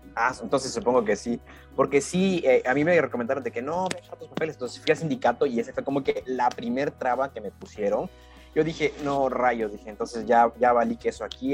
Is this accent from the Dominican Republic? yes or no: no; Mexico; así somos los mexicanos